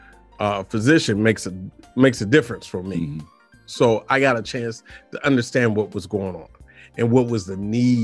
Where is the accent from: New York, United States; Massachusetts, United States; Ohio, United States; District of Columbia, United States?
District of Columbia, United States; Washington; also born or lived in Suitland, Maryland / University of Maryland; I'm from Georgia. Avenue. Yeah. In Washington, D.C. So, yeah, there up until my junior high years. And then we moved, my mother and I moved to Suitland